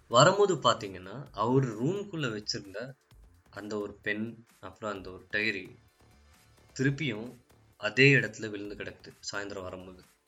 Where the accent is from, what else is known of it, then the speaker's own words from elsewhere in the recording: Ooty, Tamil Nadu, India; என் சொந்த ஊரான ஊட்டியில் uh, இருக்கின்றேன்